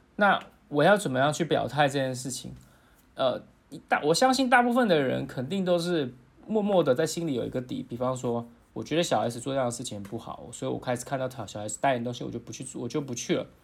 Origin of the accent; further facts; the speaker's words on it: Taiwan; 作为一个台湾人